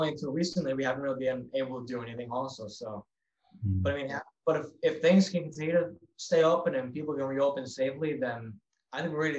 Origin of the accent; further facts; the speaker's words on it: Long Island, New York City area, United States; New York City area, Long Island, because that's where we're from. We're from New York.